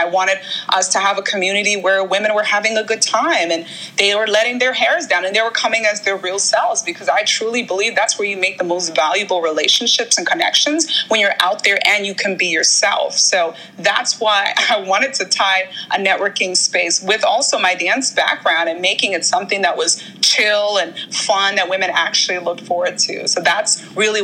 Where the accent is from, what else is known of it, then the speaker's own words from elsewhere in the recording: Nigeria; moved away; I'm originally from Nigeria